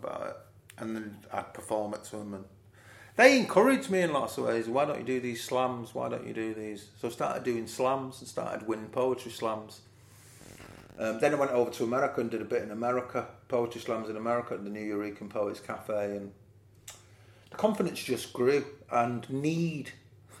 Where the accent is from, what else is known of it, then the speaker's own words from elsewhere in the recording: Manchester, North West England, United Kingdom; growing up in Moss Side and Fallowfield